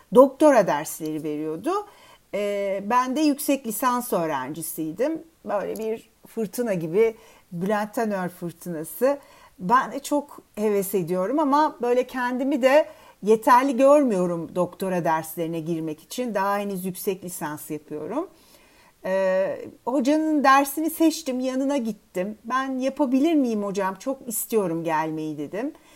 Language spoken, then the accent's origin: Turkish; Istanbul, Turkey; ben İstanbul doğumluyum. E, İstanbul'da e, ilkokulu ve liseyi okudum.